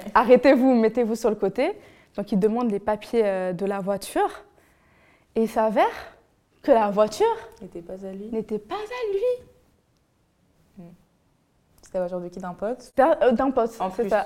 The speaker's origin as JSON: {"language": "French", "country": "Benin", "tie": "born or raised there", "moved": "yes", "said": "j'étais encore mineure et je vivais encore au Bénin. Donc je suis béninoise"}